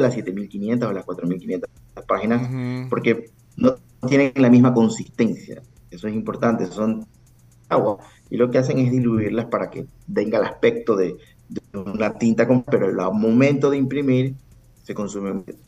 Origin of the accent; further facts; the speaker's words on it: Ecuador; also born or lived in Guayaquil; soy ecuatoriano, tengo base en Ecuador